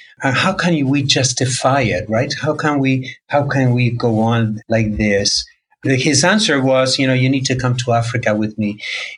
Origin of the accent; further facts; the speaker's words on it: Argentina; So I grew up in South America, in Argentina. My parents were immigrants from Spain.